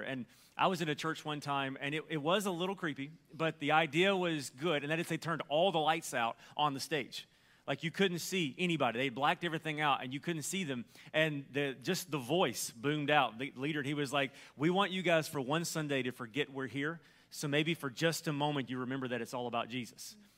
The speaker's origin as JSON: {"language": "English", "region": "Alabama", "country": "United States", "said": "because I'm from Alabama"}